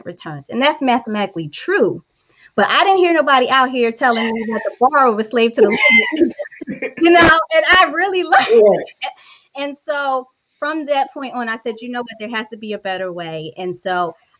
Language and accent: English; Philadelphia, Pennsylvania, United States; I grew up in North Philadelphia